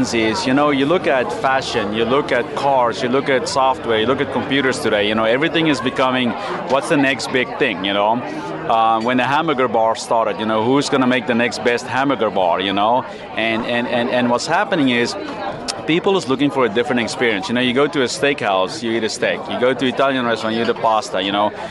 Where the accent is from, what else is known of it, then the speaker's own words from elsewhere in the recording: South Africa; moved away as an adult; now in United States; Originally South Africa, but I've been in America for 20 years now